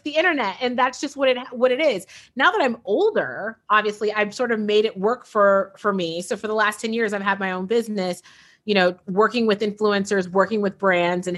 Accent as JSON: {"language": "English", "town": "San Francisco", "region": "California", "country": "United States", "tie": "born or raised there", "said": "I was born and raised in San Francisco, born in 1980"}